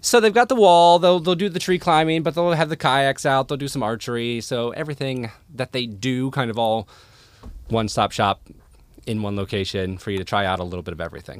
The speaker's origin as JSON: {"language": "English", "town": "Ravenna", "region": "Ohio", "country": "United States", "also_born_or_lived": "Defiance, Ohio / Cincinnati, Ohio / Cleveland, Ohio", "moved": "as an adult", "lives_now": "Toledo, United States", "said": "I am from Ravenna, Ohio"}